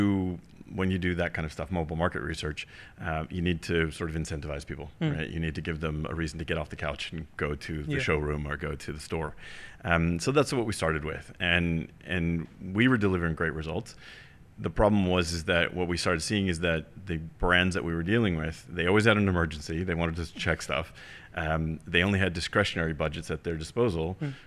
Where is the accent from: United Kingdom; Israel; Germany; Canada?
Germany; also born or lived in California; now in United States; So about me, I'm originally from Germany. I know it sounds doesn't sound that way, but so I'm half German, half American, born and raised in a small village in Germany, and then my parents immigrated to the U.S., and hence the heavy American accent, right?